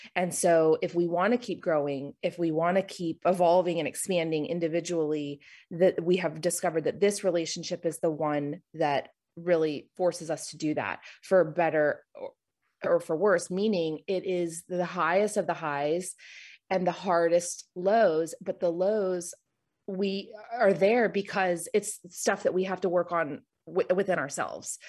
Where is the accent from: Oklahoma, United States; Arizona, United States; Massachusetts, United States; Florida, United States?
Florida, United States; moved away as an adult; now in Charlotte, United States; I'm originally from Florida. I moved here right after college